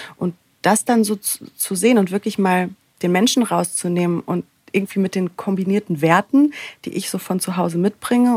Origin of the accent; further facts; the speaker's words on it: Sauerland, North Rhine-Westphalia, Germany; moved away as an adult; also born or lived in Cologne; now in Berlin, Germany; ich bin aufgewachsen im Sauerland, ähm, ja recht klein und beschaulich